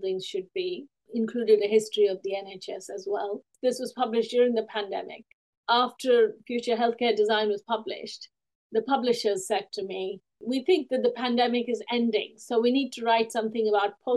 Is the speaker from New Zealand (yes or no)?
no; India; now in United Kingdom; I've written since I was a small child growing up in India and also when I came to the UK